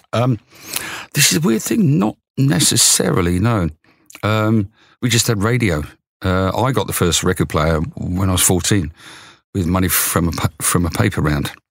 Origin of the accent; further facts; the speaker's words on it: Luton, East of England, United Kingdom; I was born in Luton.